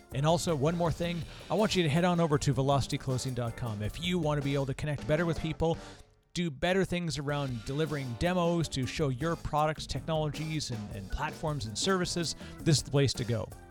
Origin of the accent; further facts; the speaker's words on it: Canada; accent: Canadian; I'm, I'm Canadian, so here I say process and project. part of my strange accent